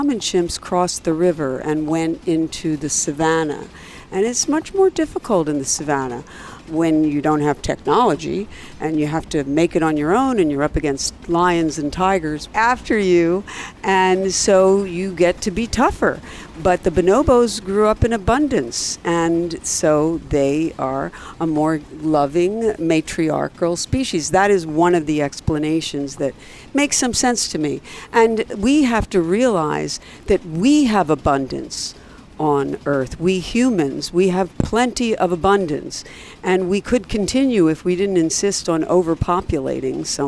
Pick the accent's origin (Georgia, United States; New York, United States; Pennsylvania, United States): Pennsylvania, United States; Philadelphia